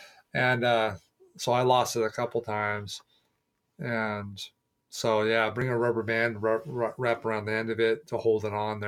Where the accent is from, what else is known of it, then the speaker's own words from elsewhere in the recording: Southern California, United States; now in Oregon, United States; growing up in Southern California